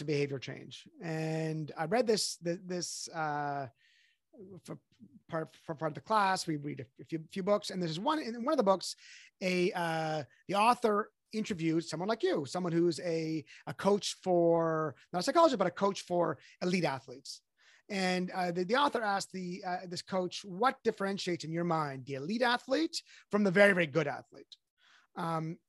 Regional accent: Canada; I'm Canadian

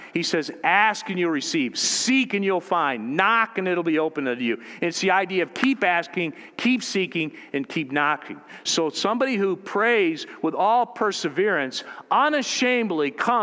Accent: United States; as American Christians in the culture we've grown up

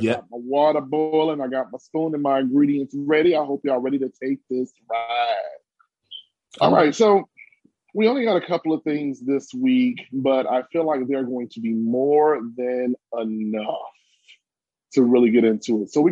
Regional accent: New Jersey, United States; I'm from Jersey

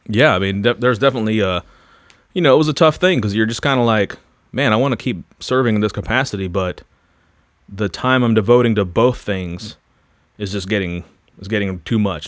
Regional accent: Florida, United States; moved away as an adult; also born or lived in Louisville; I grew up in Florida, r, heavily involved in the surf and skate culture.

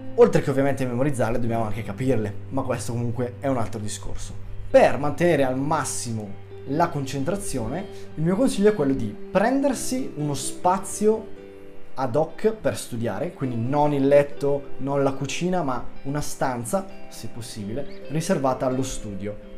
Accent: Bergamo, Lombardy, Italy; accent: Bergamo; vado all'Università di Bergamo, che è la mia città se non si fosse sentito dall'accento

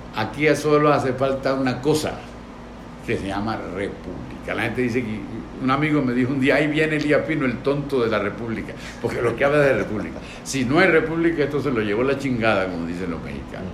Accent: Venezuela

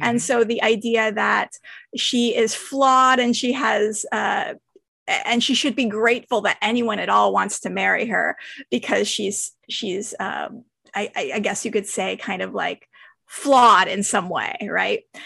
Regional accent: San Francisco, California, United States; I grew up in San Francisco

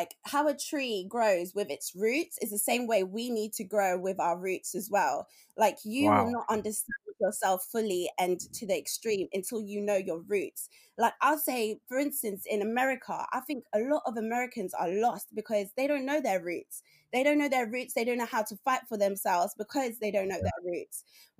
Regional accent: London, United Kingdom; because I grew up in, even though I grew up like in Tottenham and in Palmer's Green, I was with my black family a lot

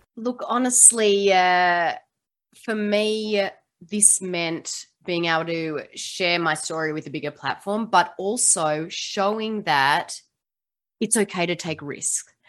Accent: Australia; now in Seattle, United States; I don't sound like I'm from the US. I am from Australia, but I do live in Seattle, Washington, um, in the US

